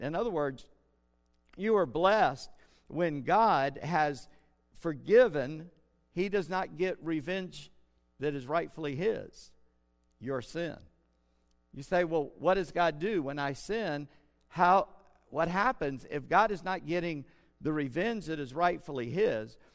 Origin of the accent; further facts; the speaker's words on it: South Carolina, United States; I'm from Scott Irish descent and a Southern South Carolina redneck.